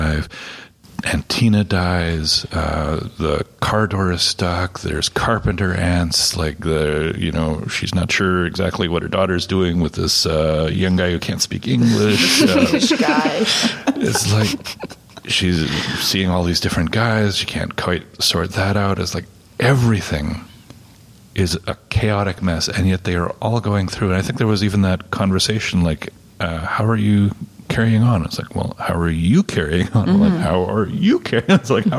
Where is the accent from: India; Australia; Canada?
Canada; first language Plattdeutsch (Low German); English is a second language; when I grew up, Plattdeutsch was my first language